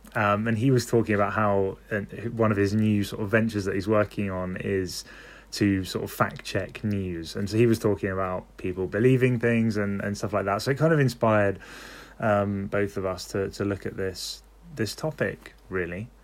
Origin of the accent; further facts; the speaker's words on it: London, United Kingdom; I'm from London